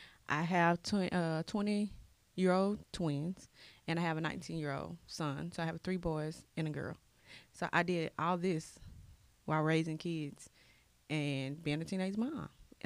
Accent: Dallas, Texas, United States; moved away as an adult; now in Carrollton, United States; I've been in Carrollton, so... But I'm from Dallas. I'm from Oak Cliff. Don't get it twisted, boo. Okay. But I moved to Carrollton for the school district.

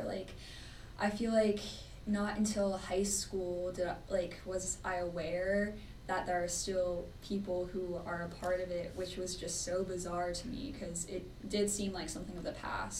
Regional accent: Texas, United States; I grew up in not the most diverse area. It was predominantly white, and then we had like a pretty big Hispanic community because I'm from Texas.

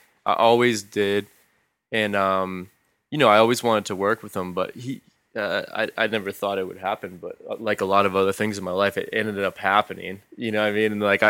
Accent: Boston, Massachusetts, United States; Well, first off, we're from the Boston area. Mm-hmm. We're from New England, so.

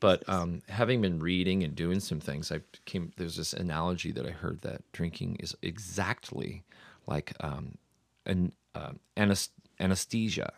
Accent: New York City, New York, United States; I'm Irish. I'm not Italian. Like, hey, I'm from Brooklyn

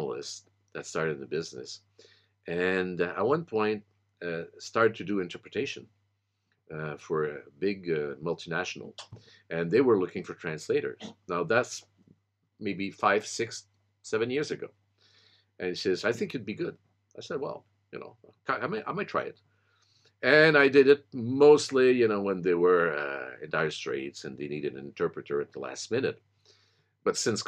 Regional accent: Quebec, Canada; as long as I keep my Quebec citizenship

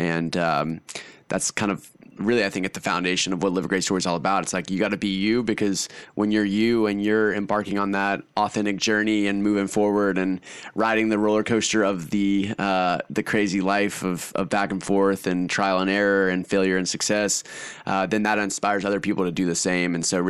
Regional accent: Austin, Texas, United States; also born or lived in Hungary; So, I guess where I'm from Austin, Texas, kind of. I rep Austin, Texas, but I actually kind of grew up in Hungary. So I moved to Hungary in Eastern Europe when I was five.

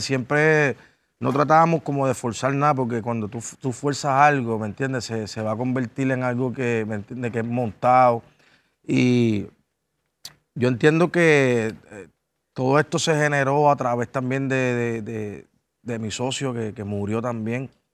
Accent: Ponce, Puerto Rico; soy de Ponce es un poquito complicado. Estamos casi dos, horas del área metropolitana

